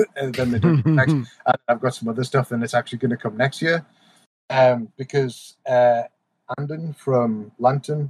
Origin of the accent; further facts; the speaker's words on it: Newcastle upon Tyne, North East England, United Kingdom; accent: Geordie; moved away as an adult; now in United States; I got really Geordie